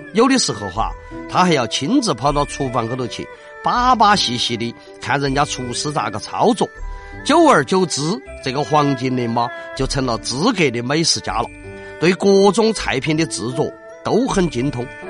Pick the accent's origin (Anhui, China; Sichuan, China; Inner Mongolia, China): Sichuan, China; Chengdu; 我们成都的马昆龙都晓得这个板姑姑娘是啥子意思